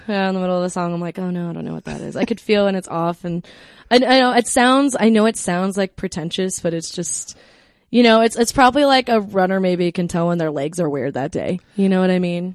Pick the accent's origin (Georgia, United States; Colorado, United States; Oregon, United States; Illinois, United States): Colorado, United States; We're from Colorado